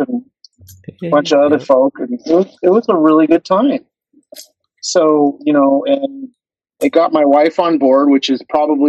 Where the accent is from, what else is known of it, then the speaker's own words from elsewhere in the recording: Los Angeles, California, United States; also born or lived in Georgia; Yeah, I'm from San Pedro.